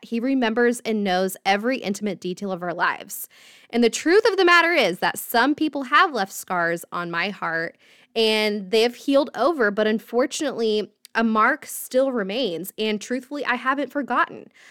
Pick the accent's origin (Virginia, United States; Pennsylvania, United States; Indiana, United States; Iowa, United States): Indiana, United States; right outside of Indianapolis, United States; I grew up in Indiana, um, right outside of Indianapolis